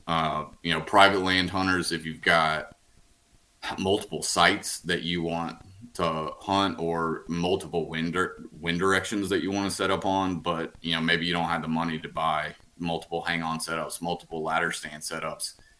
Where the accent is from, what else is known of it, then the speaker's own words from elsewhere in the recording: Huntsville, Alabama, United States; now in Birmingham, United States; I'm from from Huntsville, right around there